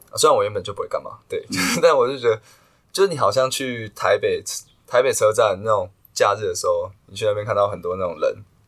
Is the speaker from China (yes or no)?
no; Taiwan; 我们台湾人